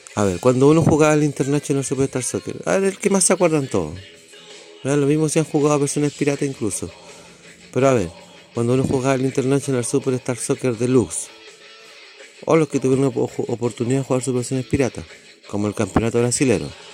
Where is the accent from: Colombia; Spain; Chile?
Chile; Yo soy de Chile